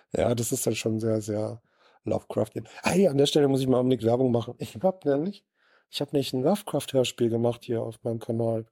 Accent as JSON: {"language": "German", "region": "Southern Germany", "country": "Germany", "also_born_or_lived": "Sauerland", "moved": "yes", "lives_now": "Bochum, Germany", "said": "ich bin ja aus Süddeutscher"}